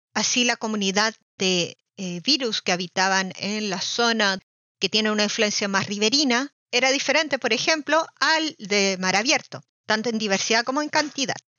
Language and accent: Spanish; Chile; moved away as an adult; now in Germany; Soy de Chile y realicé mi doctorado en microbiología marina en Alemania, donde sigo viviendo